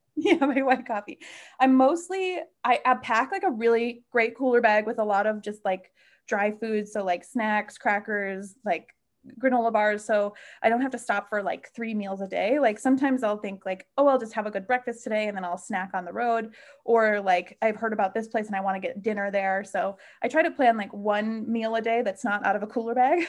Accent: Midwest, United States; moved away; growing up in the Midwest, road tripping is, like, a way of life

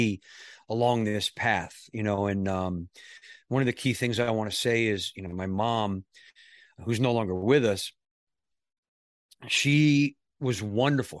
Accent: New York, United States; I grew up in New York

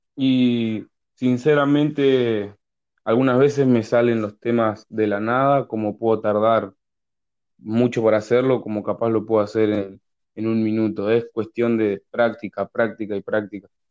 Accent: Berazategui, Buenos Aires Province, Argentina; Yo soy de Buenos Aires, una ciudad llamada Verazatei, en el sur de Buenos Aires

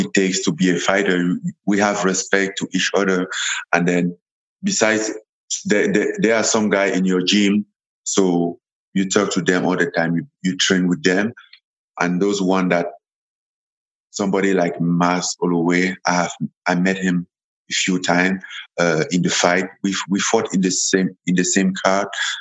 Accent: Cameroon; English is a second language; moved away as an adult; also born or lived in France; now in Las Vegas, United States; I'm from Cameroon. Born and raised in Cameroon.

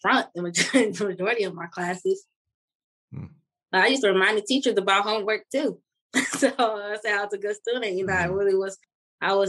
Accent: Inkster, Michigan, United States; I grew up in Inkster my whole life

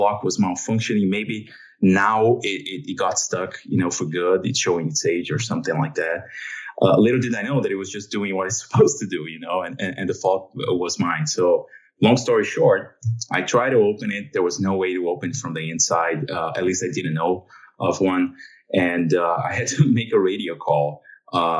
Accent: São Paulo, Brazil; moved away as an adult; now in United States; My hometown is São Paulo, Brazil. That's where I grew up

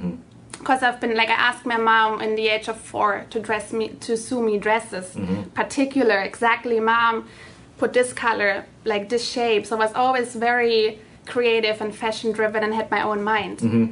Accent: Germany; English is a second language; also born or lived in Tanzania; mm-hmm. born in Africa, German, but it's like my story goes a little deeper because I was born in Africa.

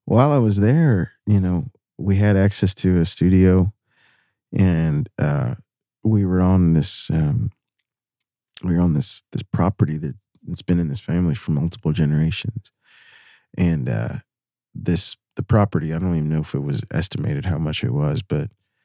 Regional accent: United States; I'm American

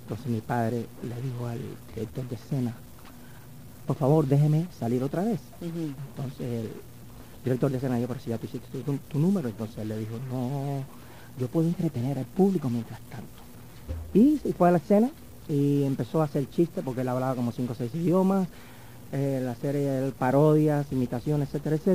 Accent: Havana, Cuba; also born or lived in Paris, France; En Cuba. Estuve, yo nací en La Habana

